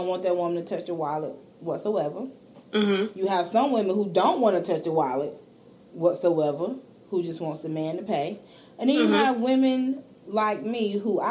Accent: Clemson, South Carolina, United States; I'm from Clemson.

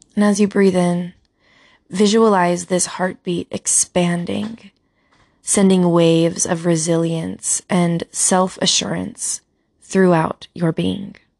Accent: Utah, United States; I'm from Utah

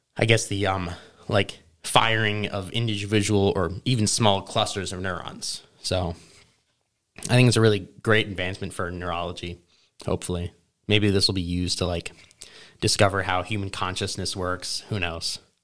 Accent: Charlotte, North Carolina, United States; also born or lived in New York City, New York; when we moved to Charlotte, North Carolina

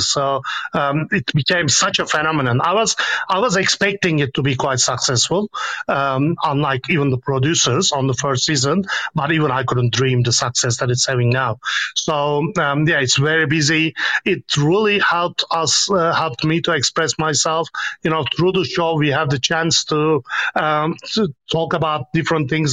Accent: Istanbul, Turkey; moved away as an adult; I am born and raised in Kadıköy on the Anatolian part of Istanbul

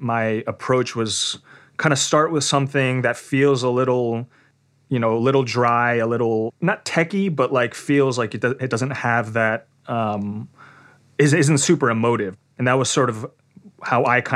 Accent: New York City, New York, United States; now in Tokyo, Japan; I am from Queens, New York, and I currently live in Tokyo

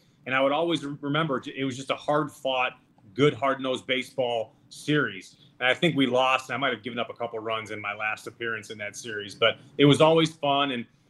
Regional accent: Chicago, Illinois, United States; I grew up in Chicago. That's where I am right now.

